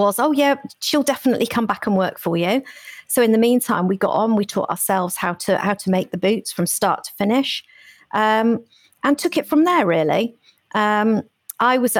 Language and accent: English; Cornwall, South West England, United Kingdom; born in Cornwall